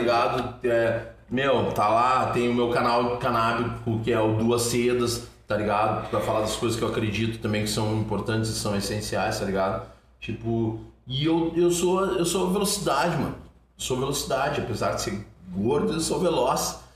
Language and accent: Portuguese; Curitiba, Paraná, Brazil; also born or lived in São Gabriel, Rio Grande do Sul; now in Porto Alegre, Brazil; me criei andando de skate em Curitiba